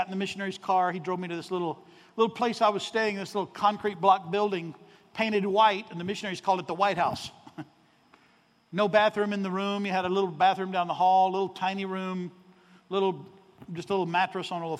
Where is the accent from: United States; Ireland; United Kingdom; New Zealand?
United States; Arkansas; I'm from Arkansas